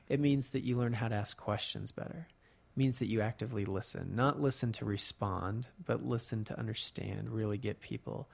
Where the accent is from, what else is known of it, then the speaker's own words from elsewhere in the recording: Colorado, United States; now in Utah, United States; I grew up in Colorado